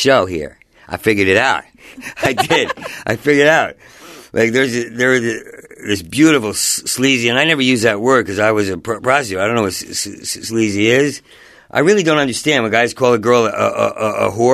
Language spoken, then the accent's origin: English; Asbury Park, New Jersey, United States; moved away; I grew up in New Jersey, in Asbury Park